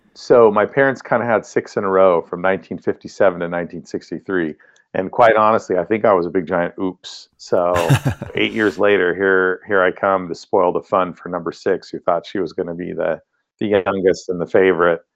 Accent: Monterey Bay area, central coast of California, United States; I grew up in the Monterey Bay area, which is in the central coast of California

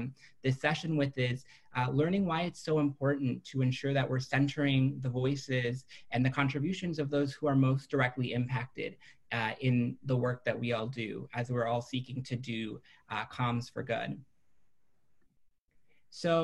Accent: Minneapolis, Minnesota, United States; now in Washington, D.C., United States; I came to the U.S. When I was 3 months old, and I grew up undocumented in Minneapolis

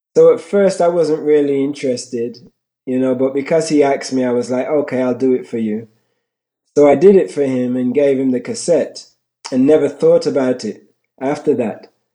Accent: Birmingham, West Midlands, United Kingdom; also born or lived in London; I was born in London, England. I moved to Birmingham at the age of eight.

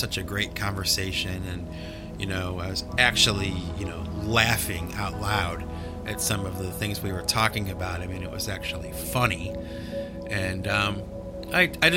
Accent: United States; I'm from America, and I speak English

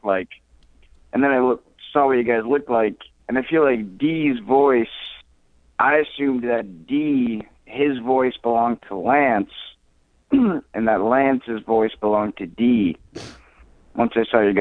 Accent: New York, United States; I'm from New York

